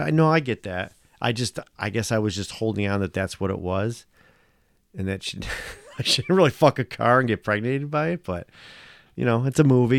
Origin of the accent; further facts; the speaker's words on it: United States; me being American